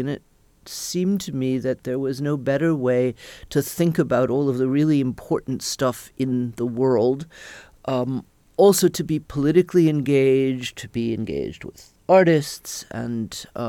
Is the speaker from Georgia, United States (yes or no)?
yes; Atlanta, Georgia, United States; I was born in Atlanta, Georgia, and hated it when I was growing up.